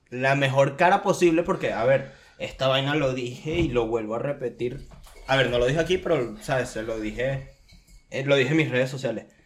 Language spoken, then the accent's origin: Spanish; Caracas, Capital District, Venezuela; nosotros que somos de Caracas